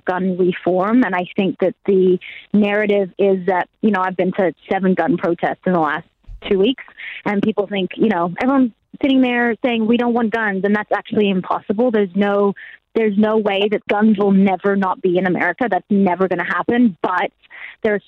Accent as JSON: {"language": "English", "country": "Australia", "moved": "yes", "lives_now": "Nashville, United States", "said": "I'm Australian"}